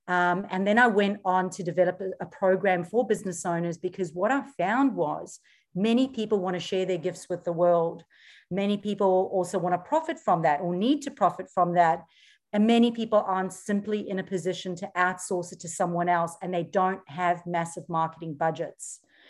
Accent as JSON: {"language": "English", "country": "South Africa", "moved": "as an adult", "lives_now": "Australia", "said": "And when I moved here, I came from South Africa, and in South Africa, I had paid off cars, paid off houses, paid off everything. And we got the opportunity to immigrate to Australia."}